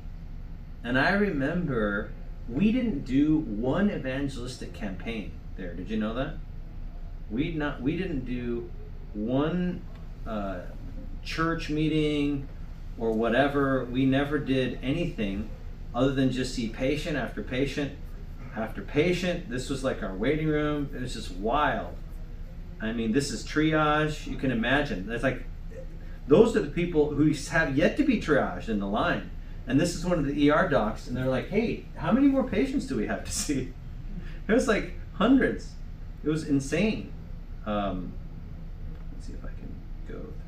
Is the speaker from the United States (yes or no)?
yes; United States; I'm from the U.S.